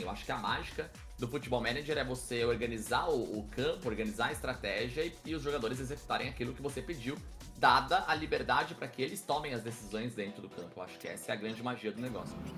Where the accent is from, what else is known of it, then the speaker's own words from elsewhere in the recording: Guarulhos, São Paulo, Brazil; sou natural de Guarulhos, na né, Grande São Paulo, nascido, criado e ainda resido em Guarulhos